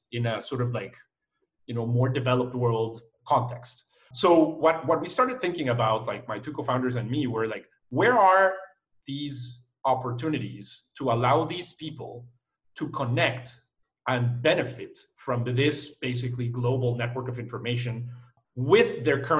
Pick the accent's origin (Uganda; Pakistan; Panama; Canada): Panama; also born or lived in Costa Rica; I was born in Costa Rica, and I moved when I was a kid to Panama.